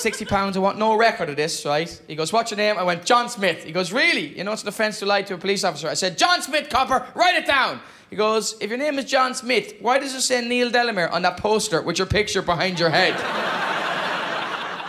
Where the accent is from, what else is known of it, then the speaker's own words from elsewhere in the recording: Ireland; I am from Ireland, but I am married to a Scottish lady